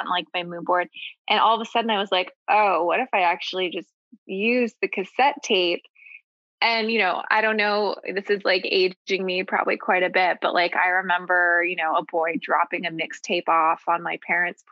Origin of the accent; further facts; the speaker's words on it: Seattle, Washington, United States; now in San Francisco Bay Area, United States; I was born here in the Bay Area, but grew up in Seattle